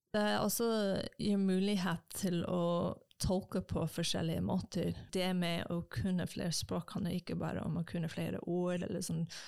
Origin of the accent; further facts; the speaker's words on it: United States; first language English; Norwegian is a second language; moved away as an adult; also born or lived in Japan; now in Norway; kommer fra USA